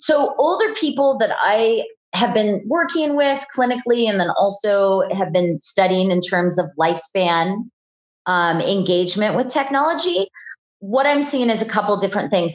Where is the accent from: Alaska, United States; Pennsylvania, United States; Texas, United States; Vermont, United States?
Alaska, United States; Houston; I grew up in Houston, Alaska, which is a small town.